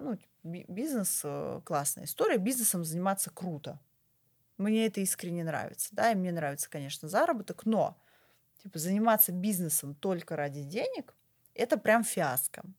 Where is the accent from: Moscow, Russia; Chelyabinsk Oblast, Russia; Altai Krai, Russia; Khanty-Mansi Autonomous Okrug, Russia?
Moscow, Russia; я вообще москвичка, да, коренная москвичка, я родилась в Москве, я училась в Москве, я никуда отсюда не уезжала